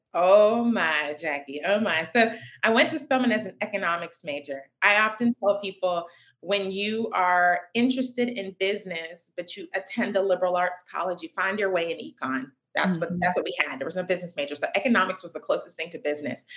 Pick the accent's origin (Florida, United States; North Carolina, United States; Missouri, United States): North Carolina, United States; Raleigh; I was born in Raleigh, North Carolina